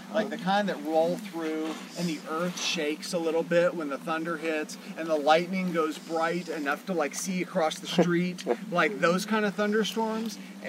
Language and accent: English; Georgia, United States; I grew up in Georgia. If you hear me talk long enough, you'll hear me use y'all.